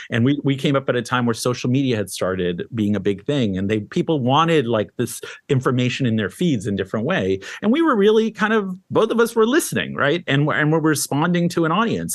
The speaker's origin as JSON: {"language": "English", "country": "Canada", "tie": "born or raised there", "also_born_or_lived": "Syria / Lebanon", "moved": "yes", "lives_now": "New York, United States", "said": "I was born in Syria, raised in Canada."}